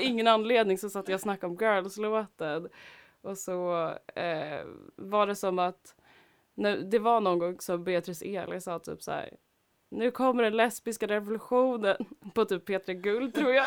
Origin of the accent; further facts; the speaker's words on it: Stockholm, Stockholm County, Sweden; jag var från Husby Akalla